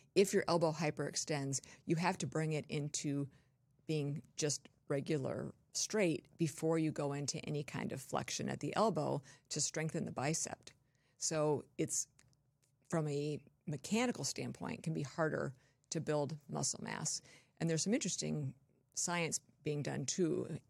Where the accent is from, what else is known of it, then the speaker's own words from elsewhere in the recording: Torrance, California, United States; moved away; also born or lived in Wisconsin / Colorado; I was born and raised in Southern California.